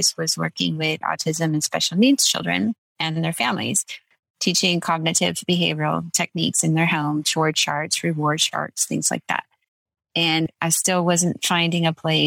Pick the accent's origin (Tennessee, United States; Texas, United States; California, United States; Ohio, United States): California, United States; Redlands; I was born and raised in Redlands